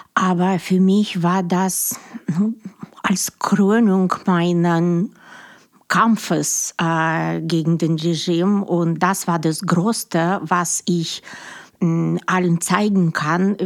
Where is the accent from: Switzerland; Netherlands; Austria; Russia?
Russia; German is a second language; moved away as an adult; now in Germany; ich bin Russin